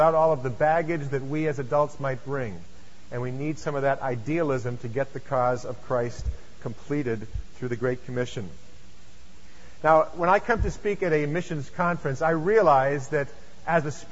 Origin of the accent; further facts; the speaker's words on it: Lexington, Massachusetts, United States; I come from Lexington, Massachusetts, and I live about 7 miles from where I grew up, so I am a native New Englander